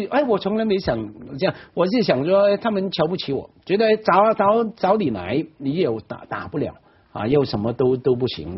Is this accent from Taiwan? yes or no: no; Hong Kong; 我在湾仔区长大